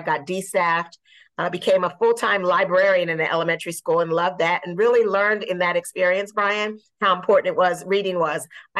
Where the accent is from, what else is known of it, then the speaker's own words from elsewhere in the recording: Mount Holly, New Jersey, United States; also born or lived in Virginia; So I grew up in Mount Holly, New Jersey, went to a high school that was the one high school, regional high school in the area